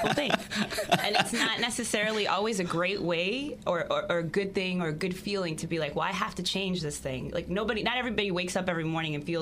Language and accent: English; Maryland, United States; I grew up in Maryland